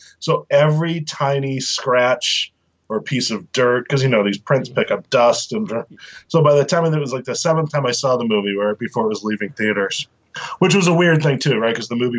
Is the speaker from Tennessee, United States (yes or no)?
no; Boston, Massachusetts, United States; moved away; also born or lived in New York City; I grew up in Boston.